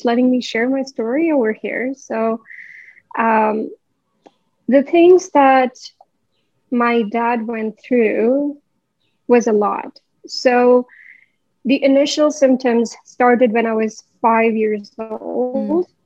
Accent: Delhi, India; moved away as an adult; now in Canada; I come from India. I was born and raised in Delhi. And in 2014, I came to Canada

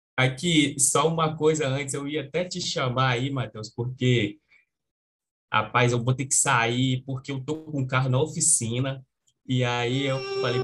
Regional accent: Espírito Santo, Brazil; eu sou do Espírito Santo

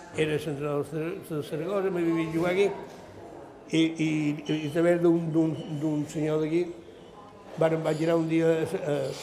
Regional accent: Palma, Balearic Islands, Spain; jo vaig néixer a Can de Baleares

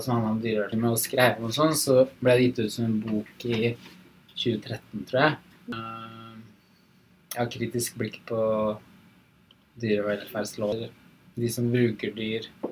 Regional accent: eastern Vestfold, Norway; Jeg vokste opp i Øst Vestfold

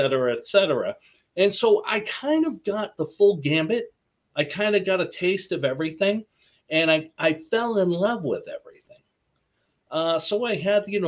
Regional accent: Quincy, Massachusetts, United States; accent: Boston; the town I grew up in, just south of Boston, Quincy

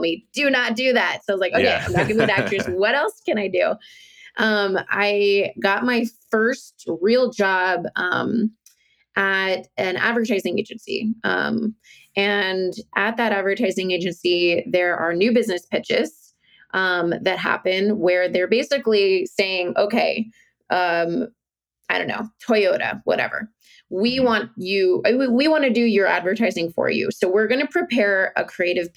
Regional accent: Virginia, United States; moved away; I'm from Virginia, this beautiful state, the beautiful state of Virginia. I'm not living there now

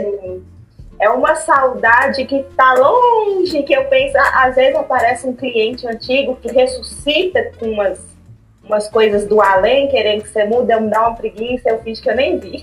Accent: Montes Claros, Minas Gerais, Brazil; moved away as an adult; now in Belo Horizonte, Brazil; eu sou de Montes Claros, me mudei para BH no final de 2018

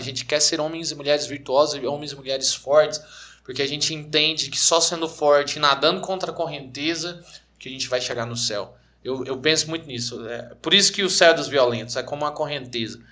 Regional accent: Anápolis, Goiás, Brazil; nós somos de Anápolis, Goiás, mesma cidade

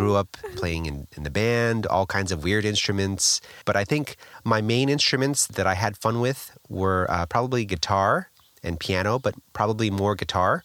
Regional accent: Los Angeles, California, United States; Born in Los Angeles, California, I come from a musical background

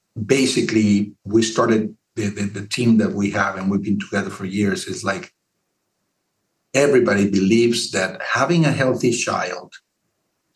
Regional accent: Mexico; now in San Antonio, United States; I'm from Mexico

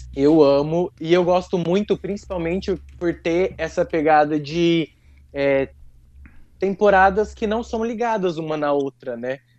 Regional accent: Brazil; accent: caipira; meu sotaque caipira

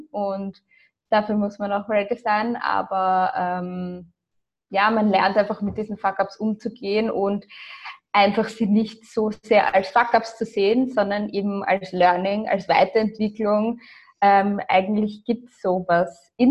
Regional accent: Austria; also born or lived in Ireland; Also ich bin, wie gesagt, in Irland und in Österreich aufgewachsen, bis zum zehnten Lebensjahr in Österreich, dann acht Jahre lang in Irland, dann wieder in Österreich.

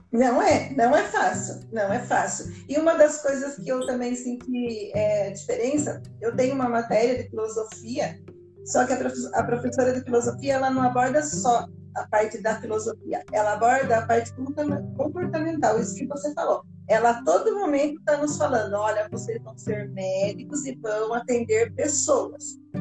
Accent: Brazil; moved away

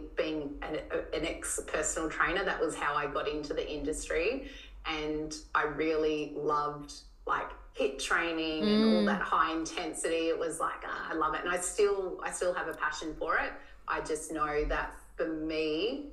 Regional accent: Tasmania, Australia; moved away; where I grew up in Tassie

